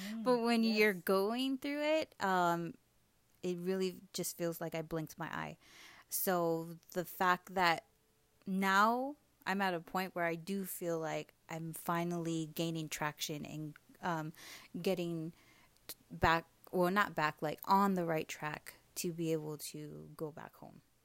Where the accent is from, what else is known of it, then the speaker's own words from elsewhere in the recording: Hawaii, United States; moved away as an adult; now in Las Vegas, United States; growing up in Hawaii aside of us being such a tiny island